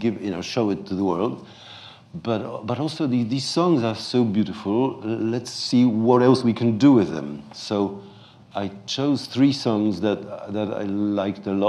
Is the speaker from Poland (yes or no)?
yes; Poland; this folk ensemble is based on a really existing one called Mazowsze, with whom I grew up in Poland